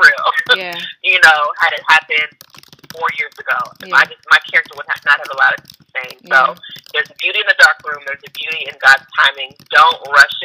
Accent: Nigeria; So I'm Nigerian

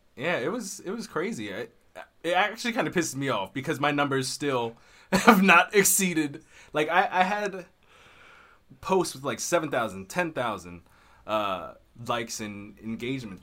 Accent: Maryland, United States; also born or lived in Texas; I'm from Maryland, uh, in the United States, and I was living in Texas at the time. My home is Maryland.

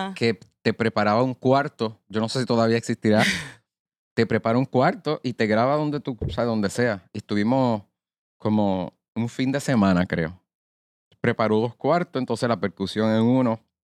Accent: Arecibo, Puerto Rico; now in Bayamón, Puerto Rico; Soy de Arecibo natural, pero ahora vivo en Bayamón.

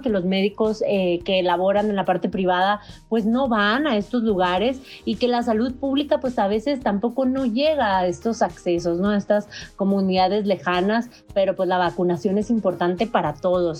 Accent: Mexico; nosotros como mexicanos

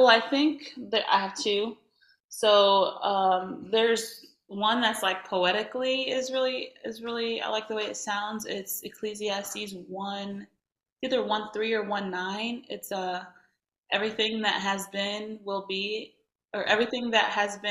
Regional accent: Indiana, United States; I'm from Indiana

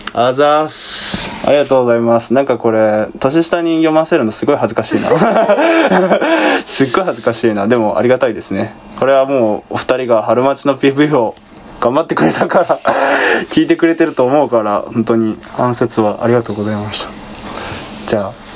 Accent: Kansai, Japan; 関西人やからね、もともと

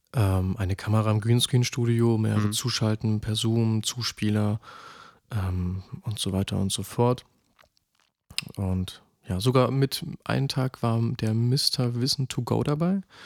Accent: Halle, Saxony-Anhalt, Germany; zurück in meine Heimat nach Halle

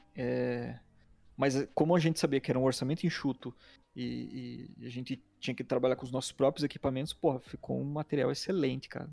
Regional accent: Curitiba, Paraná, Brazil; eu sou de Curitiba, nascido aqui, é, moro aqui ainda

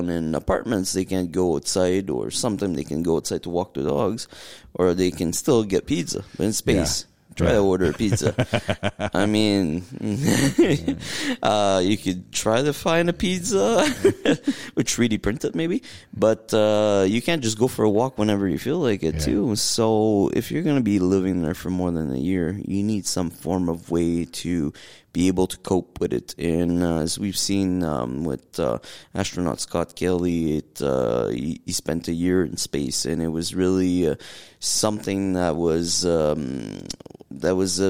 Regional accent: Northern Ontario, Canada; from Northern Ontario, from a little village called Zbrayville, with less than 900 people

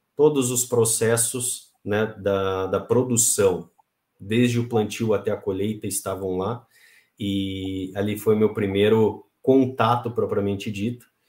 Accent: Pelotas, Rio Grande do Sul, Brazil; Eu sou ah, nascido e criado no Rio Grande do Sul, lá em Pelotas

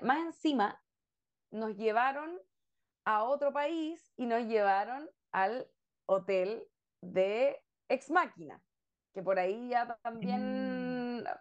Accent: Chile

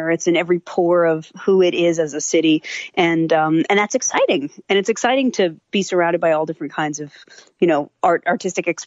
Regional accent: New York, United States; born there; I grew up in a lot of different places. Actually, I was born in New York and lived in a lot of different places.

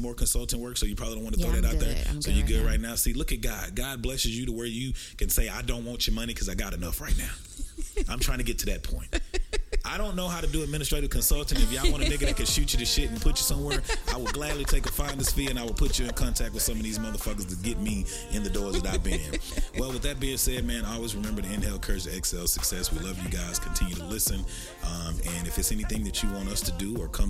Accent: Texarkana, United States; We used to have a motto growing up in Texarkana, that TK support TK.

